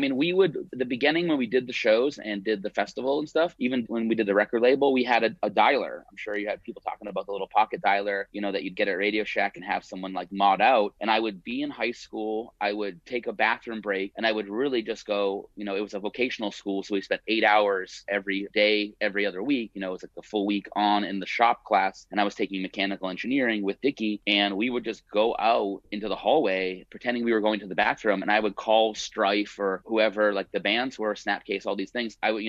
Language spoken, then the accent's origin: English; Hudson, Massachusetts, United States; moved away as an adult; also born or lived in Marlborough, Massachusetts; now in Los Angeles, United States; I'm from Hudson. So between Worcester and Boston, I went to high school in Marlboro